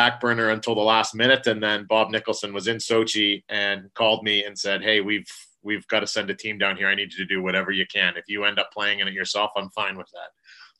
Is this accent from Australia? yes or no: no; Halifax, Nova Scotia, Canada; also born or lived in London, Ontario; But I grew up originally born in Halifax, Nova Scotia, kind of grew up all over Eastern Canada, really kind of developed my love for hockey in London, Ontario.